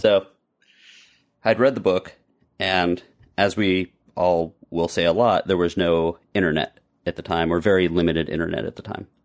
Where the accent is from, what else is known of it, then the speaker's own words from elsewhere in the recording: Monroeville, Pennsylvania, United States; now in Florida, United States; Pittsburgh, which is where I grew up. In fact, my hometown, Monroeville, is where Dawn of the Dead was shot